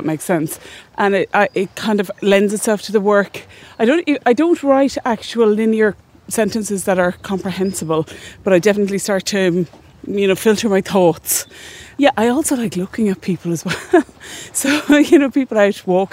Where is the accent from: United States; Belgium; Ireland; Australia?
Ireland; Athenry, Connacht; I'm from Athenry, and we don't have any water, just a little river that runs through the town that you hardly notice. And even though Galway is coastal, I didn't really grow up beside the sea